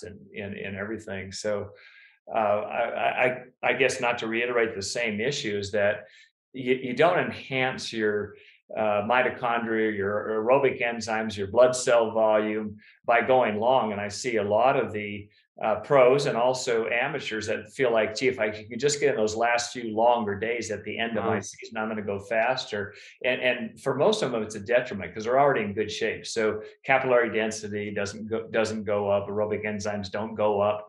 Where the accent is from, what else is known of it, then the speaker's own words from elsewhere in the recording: Davis, California, United States; moved away; my childhood house on Elmwood Drive in Davis